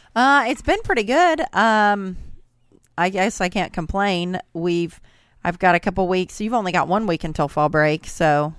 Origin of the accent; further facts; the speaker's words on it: Southern Indiana, United States; I'm obviously from Southern Indiana